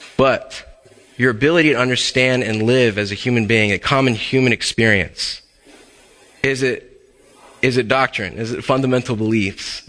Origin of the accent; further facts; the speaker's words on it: Texas, United States; moved away; my home state of Texas